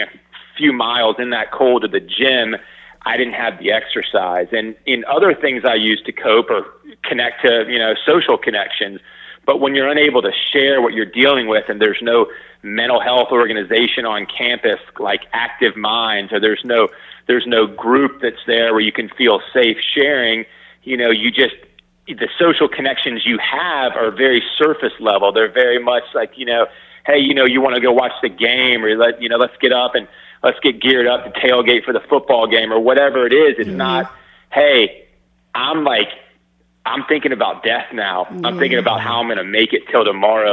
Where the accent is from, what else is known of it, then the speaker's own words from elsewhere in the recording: Atlanta, Georgia, United States; moved away as an adult; also born or lived in Madison, Wisconsin; I grew up in Atlanta. I went up to school in Madison, Wisconsin